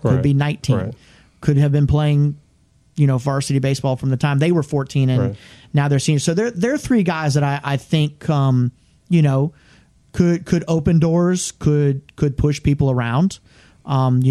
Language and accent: English; South Florida, United States; now in Georgia, United States; I'm from South Florida, so, you know, grass dying is just not something I was ever used